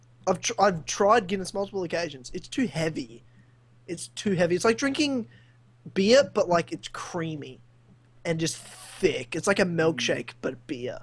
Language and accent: English; Australia; I'm Australian.